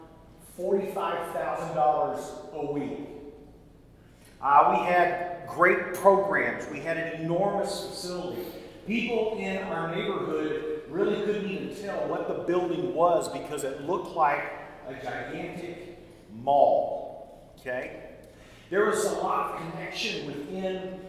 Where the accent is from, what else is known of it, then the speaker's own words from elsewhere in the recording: Tennessee, United States; now in Dallas, United States; our family farm in the middle of Tennessee